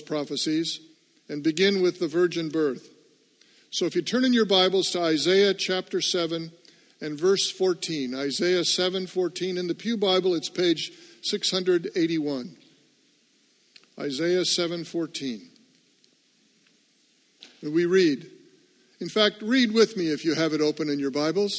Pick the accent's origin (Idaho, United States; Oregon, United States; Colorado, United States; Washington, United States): Washington, United States; Seattle; now in New England, United States; I grew up in Seattle